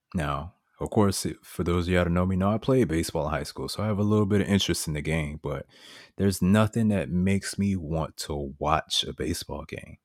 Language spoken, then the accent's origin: English; Miami, Florida, United States; Growing up in Miami, you know, I watched the Marlins